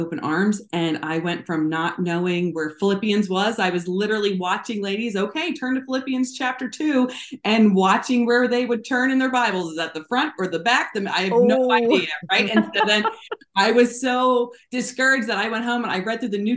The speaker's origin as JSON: {"language": "English", "region": "New Jersey", "country": "United States", "tie": "born or raised there", "also_born_or_lived": "Florida / South Korea", "moved": "as an adult", "said": "I grew up in South Jersey."}